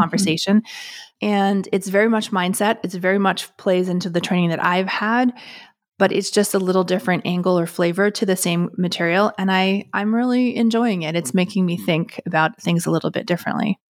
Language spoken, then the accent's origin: English; Canada; me being Canadian